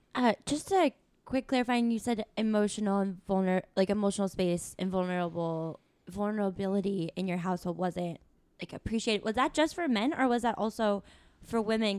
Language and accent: English; Tucson, Arizona, United States; I'm from Tucson, Arizona, and we had the rodeo every year